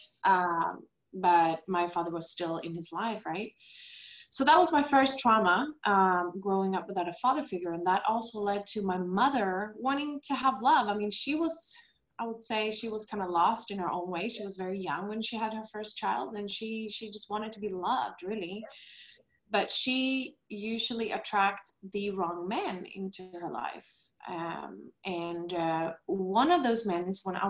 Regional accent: Stockholm, Stockholm County, Sweden; moved away as an adult; now in Costa Rica; I am original from Sweden, Stockholm, but I live now in Costa Rica together with my husband

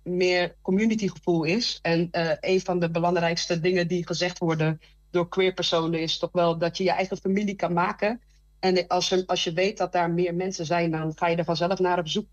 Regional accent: Randstad, Netherlands; moved away as an adult; now in Twente, Netherlands; ik kom zelf uit de Radstad.

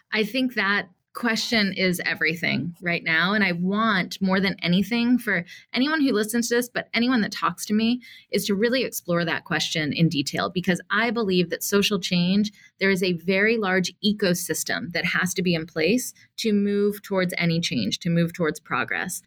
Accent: Atlanta, Georgia, United States; I grew up in Atlanta, Georgia

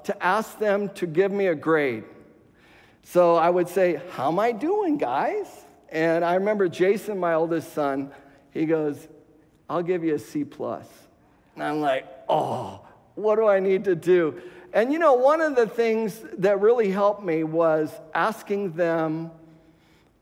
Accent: West Covina, California, United States; moved away; the same house that we were raised in West Covina

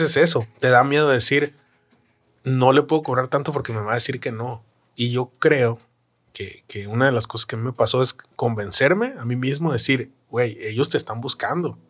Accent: Los Mochis, Sinaloa, Mexico; moved away; mi tres veces heroico Los Mochis, Sinaloa

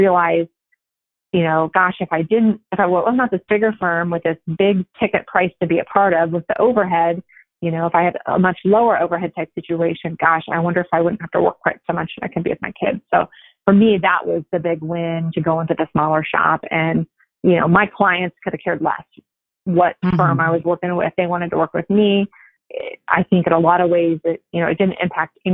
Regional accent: Nebraska, United States; moved away as an adult; now in Las Vegas, United States; I grew up in Nebraska in a small town, went to college there, law school there

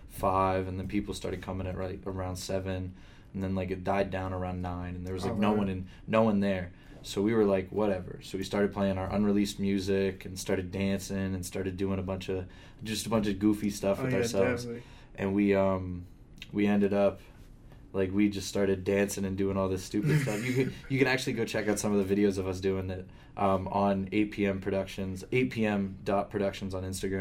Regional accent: Erie, Pennsylvania, United States; moved away as an adult; now in Akron, United States; I'm from Erie

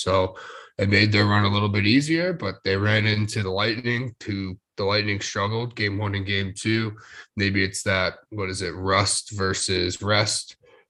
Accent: Florida, United States; I'm from Florida

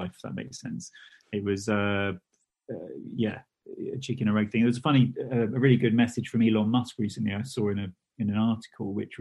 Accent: United Kingdom; being British

